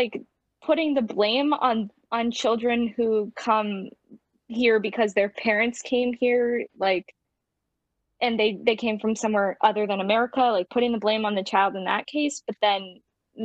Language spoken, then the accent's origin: English; United States; also born or lived in Romania; because I'm adopted, I gained citizenship through my parents, because they were both United States citizens